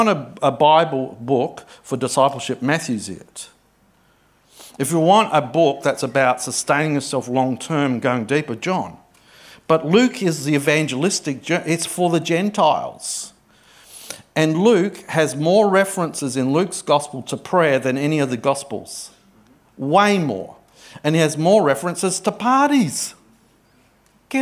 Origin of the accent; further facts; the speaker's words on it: Adelaide, South Australia, Australia; I grew up in Adelaide